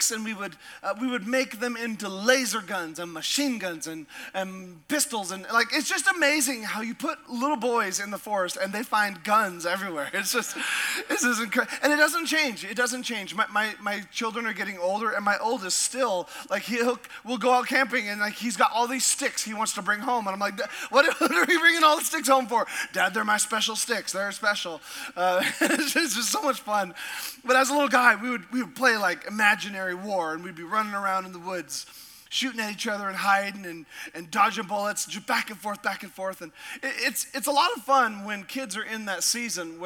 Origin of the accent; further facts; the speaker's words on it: Sitka, Alaska, United States; I grew up in a little town called Sitka